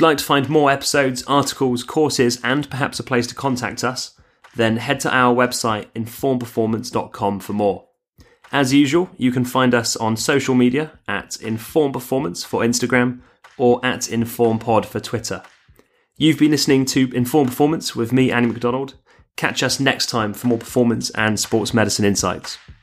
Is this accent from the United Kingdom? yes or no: yes; England, United Kingdom; I'm obviously English